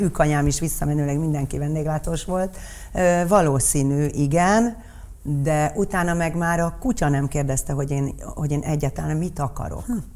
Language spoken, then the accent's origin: Hungarian; Budapest, Hungary; Rákos ligeten laktunk